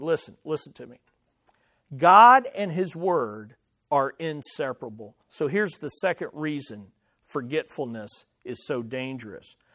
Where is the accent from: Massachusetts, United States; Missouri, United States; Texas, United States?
Missouri, United States; Kansas City; In our house that I grew up in here in Kansas City